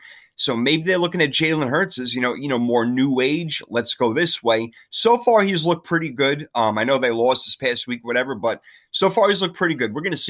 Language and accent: English; New York, United States; New York, where my home state is.